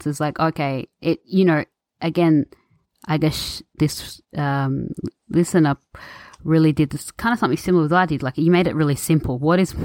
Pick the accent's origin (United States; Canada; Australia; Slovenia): Australia; I'm born and raised in Australia